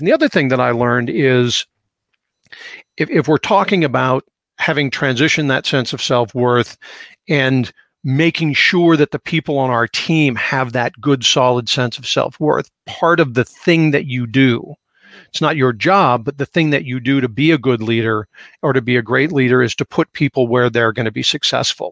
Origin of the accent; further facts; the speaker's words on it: Seattle, Washington, United States; growing up in Seattle